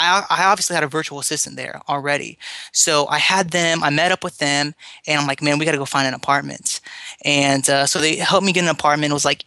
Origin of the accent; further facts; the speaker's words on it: United States; now in Philippines; I'm an American here. I'm here in the Philippines